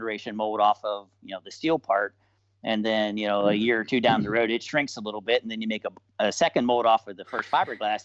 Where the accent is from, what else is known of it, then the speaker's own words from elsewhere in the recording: Bellwood, United States; I'm a kid from Bellwood. You know, it's if you got to zoom in really close to in Google Earth to find Bellwood. You know, we're a population of like 1,800 people